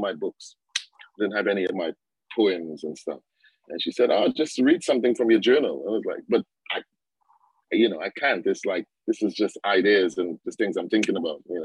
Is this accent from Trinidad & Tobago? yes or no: yes; Trinidad & Tobago; moved away as an adult; now in United Kingdom; I grew up in Trinidad.